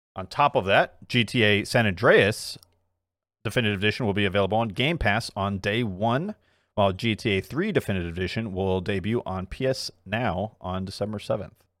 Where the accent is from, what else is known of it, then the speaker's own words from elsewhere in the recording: South Korea; moved away; my home country, South Korea